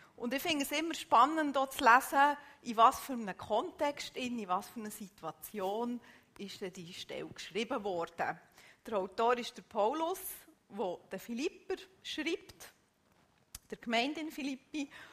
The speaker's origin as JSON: {"language": "German", "country": "Switzerland", "said": "bei uns in der Schweiz"}